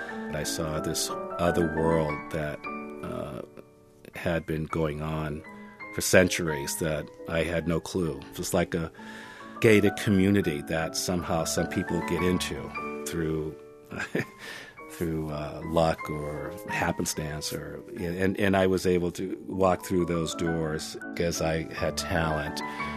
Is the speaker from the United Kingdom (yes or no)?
no; Naples, Campania, Italy; born there; they got married, I was born in Naples.